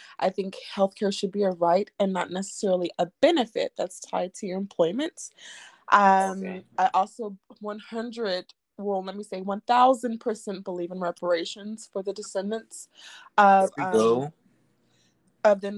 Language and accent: English; Oakland, California, United States; now in Jacksonville, United States; I'm from Oakland, California, currently living in Jacksonville